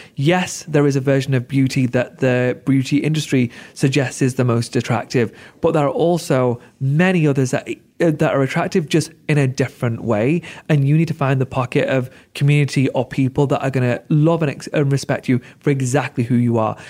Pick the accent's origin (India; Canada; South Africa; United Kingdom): United Kingdom; I'm such a proud Brit